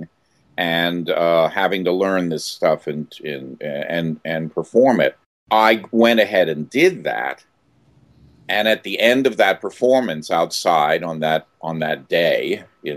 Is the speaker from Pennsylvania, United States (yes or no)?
yes; Philadelphia, Pennsylvania, United States; moved away as an adult; I grew up in Philadelphia. I grew up in Philadelphia, Center City, for the first, 7 or 8 years. And then my folks moved out to the suburbs